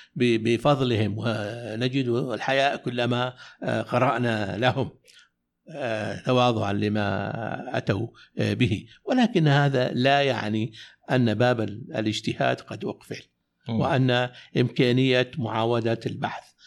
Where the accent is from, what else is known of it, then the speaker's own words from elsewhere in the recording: Najd, Saudi Arabia; عندنا في نجد